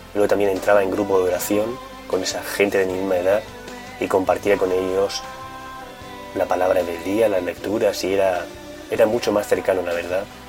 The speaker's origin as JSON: {"language": "Spanish", "town": "Murcia", "region": "Region of Murcia", "country": "Spain", "said": "tengo 23 años, soy de Murcia"}